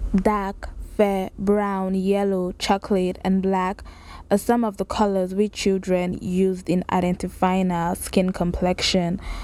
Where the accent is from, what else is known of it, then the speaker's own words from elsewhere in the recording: Lagos, Nigeria; I grew up in Lagos, Nigeria, raised there